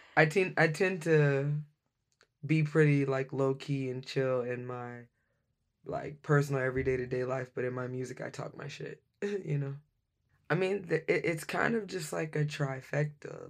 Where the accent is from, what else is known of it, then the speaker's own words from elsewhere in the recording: Dallas, Texas, United States; now in Seattle, United States; I'm originally from Dallas, Texas.